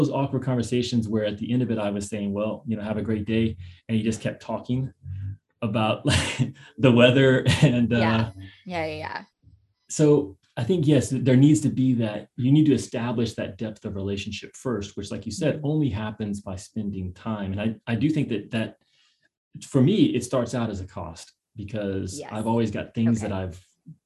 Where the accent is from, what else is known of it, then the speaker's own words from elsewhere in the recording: Kentucky, United States; now in San Diego, United States; I grew up in Kentucky